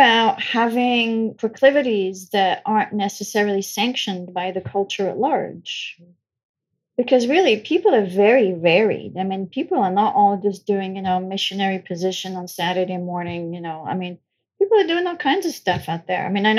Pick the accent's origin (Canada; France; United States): France; So I grew up in France. I know I don't sound it, but I did. I was born and raised in France.